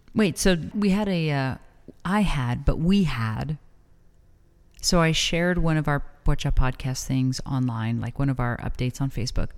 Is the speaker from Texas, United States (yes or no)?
yes; El Paso, Texas, United States; now in Las Cruces, United States; growing up in El Paso